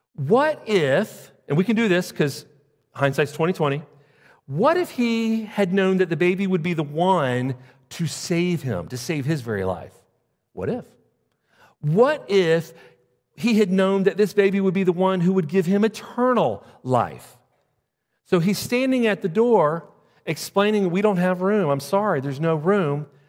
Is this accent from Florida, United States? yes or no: yes; Jacksonville, Florida, United States; moved away; I'm from Jacksonville, Florida.